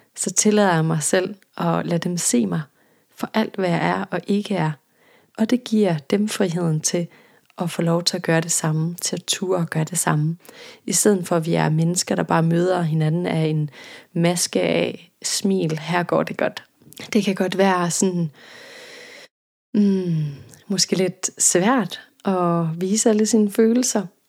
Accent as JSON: {"language": "Danish", "region": "Jutland", "country": "Denmark", "said": "jeg er jøde, og der hvor jeg kommer fra, der gik man til halvbal, da man var teenager"}